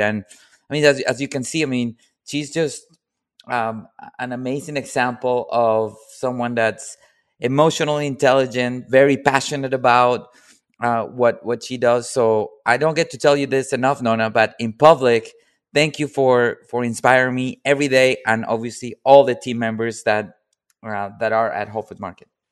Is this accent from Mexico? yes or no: no; Colombia; moved away